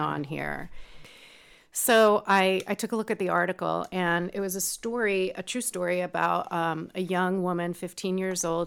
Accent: New York, United States; moved away as an adult; also born or lived in Lake County, California; now in California, United States; I grew up in New York

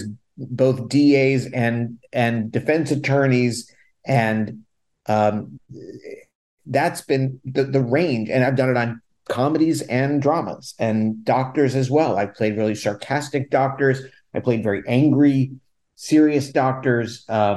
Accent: Washington, District of Columbia, United States; moved away as an adult; also born or lived in Los Angeles; now in New York, United States; I'd spent a bunch of time, like 6 years in my hometown of DC doing theater

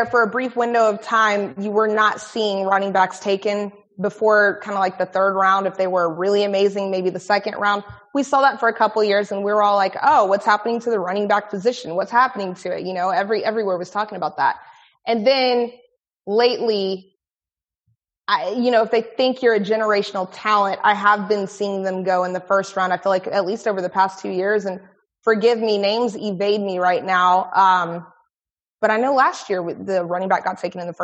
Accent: Houston, Texas, United States; here in Houston

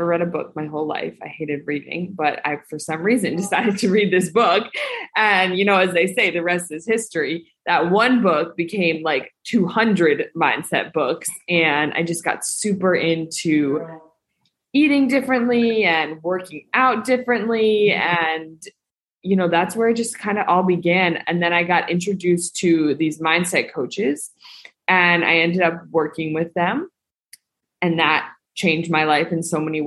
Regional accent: Northeast, United States; moved away as an adult; now in Mexico; I grew up in the Northeast

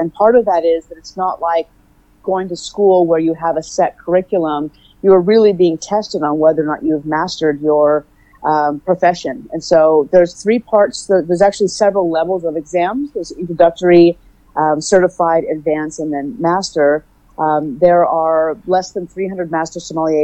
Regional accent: Oakland, California, United States; I am from Oakland, California. I've been on the West Coast my whole life

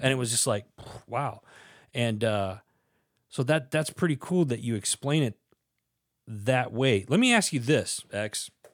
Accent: Wisconsin, United States; born or raised there

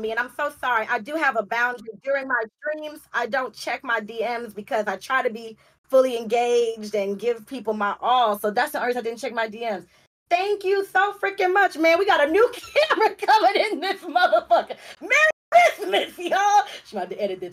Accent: Los Angeles, California, United States; also born or lived in Compton, California; I'm from Los Angeles. Um, that's where the LA comes from, from, from, from South Central LA.

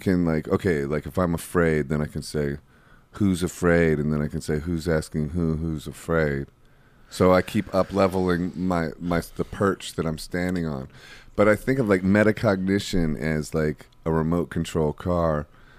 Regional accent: Ohio, United States; Ohio, too. I'm from Ohio.

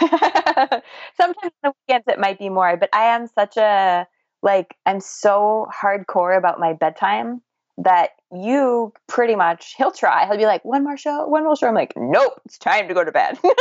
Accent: United States; accent: American; my American accent

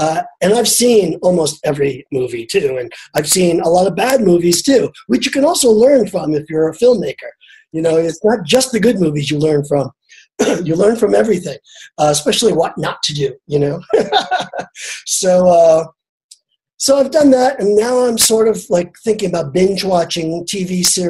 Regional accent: New York City, New York, United States; I lived in Brooklyn. I grew up in Brooklyn.

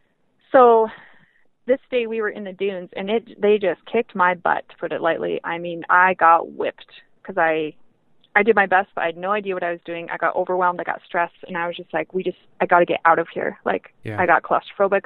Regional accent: Montana, United States; I grew up in Montana, so I had experience in the snow

